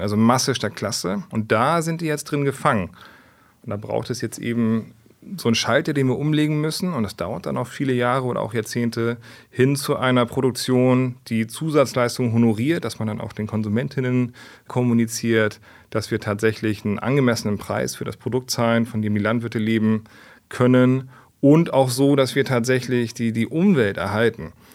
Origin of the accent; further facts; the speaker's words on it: Hamburg, Germany; Ich bin ein Stadtkind. Also das Einzige, was grün war früher, war so die Polizei auf St. Pauli, wo ich groß geworden bin